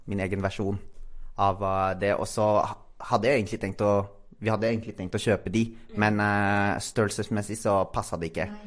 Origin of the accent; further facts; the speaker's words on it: Philippines; Norwegian is a second language; now in Norway; jeg kom jo fra Filippinene.